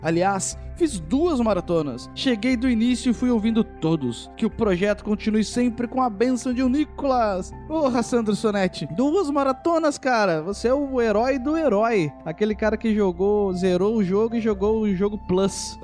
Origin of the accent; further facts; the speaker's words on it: Rio de Janeiro, Brazil; moved away as an adult; now in Curitiba, Brazil; vim lá do Rio de Janeiro, pra cá pra Curitiba